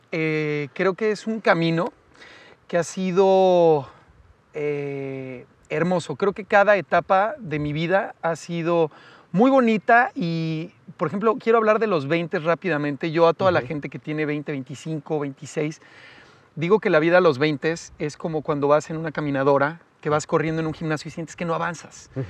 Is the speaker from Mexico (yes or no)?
yes; Naucalpan, State of Mexico, Mexico; viví en satélite toda mi vida